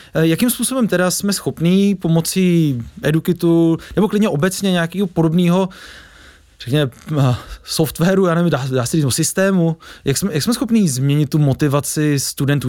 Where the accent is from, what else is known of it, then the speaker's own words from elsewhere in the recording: Czechia; jsme jako opravdu Češi specifický